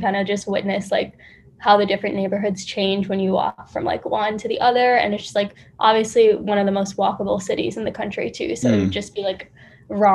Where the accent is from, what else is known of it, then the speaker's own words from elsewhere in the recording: Chicago, Illinois, United States; now in New York City, United States; I grew up in the suburbs of Chicago